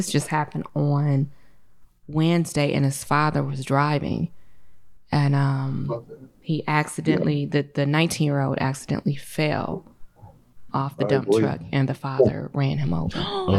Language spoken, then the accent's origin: English; Detroit, Michigan, United States; I'm from Detroit.